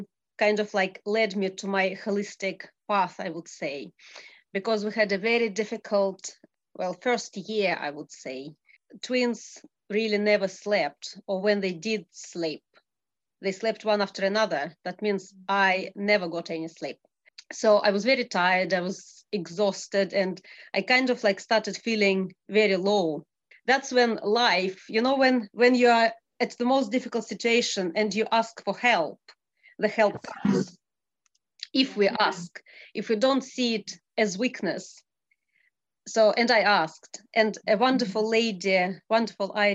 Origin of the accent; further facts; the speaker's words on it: Russia; moved away as an adult; also born or lived in Abu Dhabi; now in Scotland, United Kingdom; I was born in Russia, and I moved to Abu Dhabi